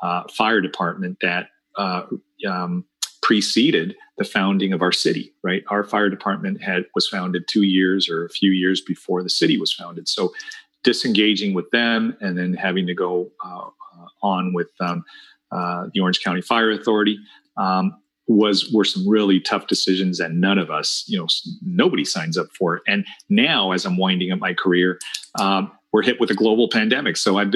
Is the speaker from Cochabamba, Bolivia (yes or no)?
no; La Paz, Bolivia; born there; So I'm Bolivian born. I was born in La Paz, Bolivia.